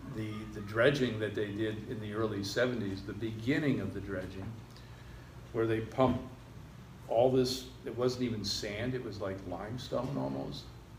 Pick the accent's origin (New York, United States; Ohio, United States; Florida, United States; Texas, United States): Florida, United States; Surfside; we grew up in Surfside, and I started surfing right there at 96th Street.